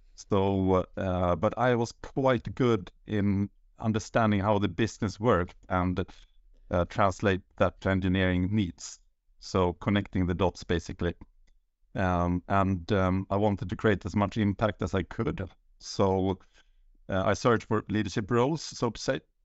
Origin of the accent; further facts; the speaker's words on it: Uppsala, Uppsala County, Sweden; moved away as an adult; now in Sollentuna, Sweden; I'm born and raised in Uppsala, and now I live with the, my family in, uh, Sollentuna